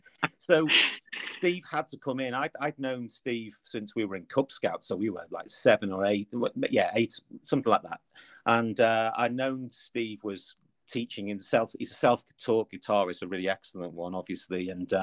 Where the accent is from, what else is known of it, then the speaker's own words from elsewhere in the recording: Liverpool, North West England, United Kingdom; accent: Liverpool; So my kind of Liverpool accent, I lived in Liverpool from an early age.